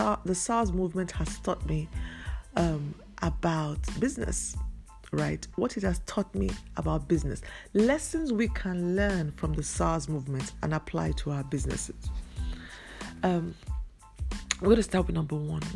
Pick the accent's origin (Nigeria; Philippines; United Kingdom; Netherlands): Nigeria; I'm a Nigerian. I live in Nigeria. My business is in Nigeria. I come from Nigeria